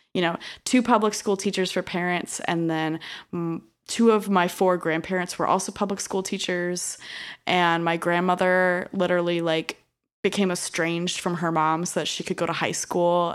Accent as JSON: {"language": "English", "region": "Illinois", "country": "United States", "tie": "born or raised there"}